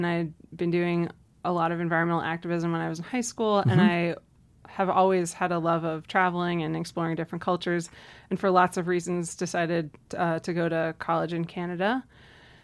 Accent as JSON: {"language": "English", "region": "Maryland", "country": "United States", "tie": "born or raised there", "said": "Yeah, so I grew up outside of Washington, D.C. In suburban Maryland."}